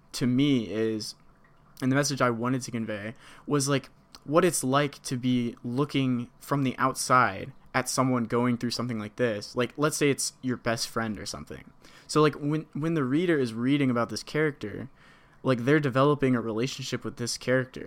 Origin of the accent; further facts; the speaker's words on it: United States; as an American